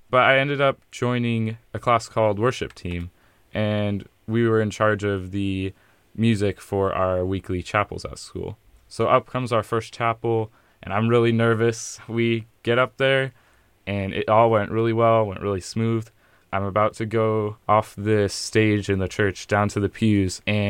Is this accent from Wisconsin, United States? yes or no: no; Pasco, Washington, United States; I'm from Pasco.